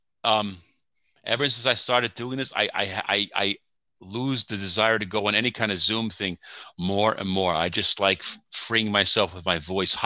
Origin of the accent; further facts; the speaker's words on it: Long Island, New York, United States; accent: New York accent; moved away as an adult; I'm from Long Island.